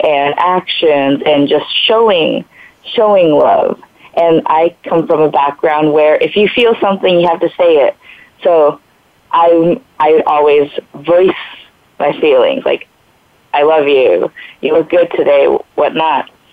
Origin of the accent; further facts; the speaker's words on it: Japan; I'm from Japan with very Japanese parents